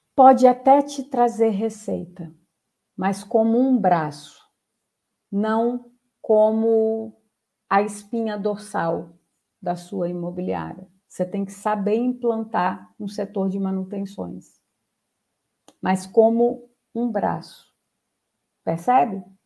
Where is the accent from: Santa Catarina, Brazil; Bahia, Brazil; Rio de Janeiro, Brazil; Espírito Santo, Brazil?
Espírito Santo, Brazil; eu sou capixaba